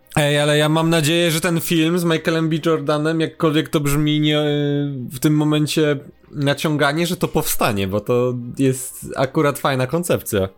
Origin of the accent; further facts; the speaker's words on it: Kraków, Lesser Poland, Poland; u mnie na Kurdwanowie